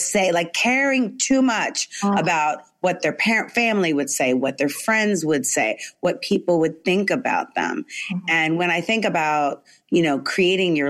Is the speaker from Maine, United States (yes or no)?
no; California, United States; also born or lived in New York, United States; when I was in elementary school, we moved from New York to California